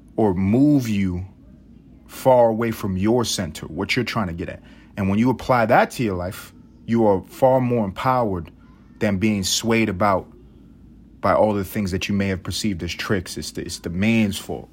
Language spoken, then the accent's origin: English; United States; I'm American